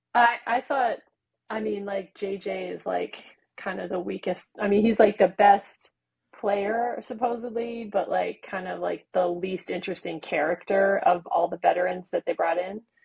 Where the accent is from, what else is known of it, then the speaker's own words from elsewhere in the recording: United States; We're we're American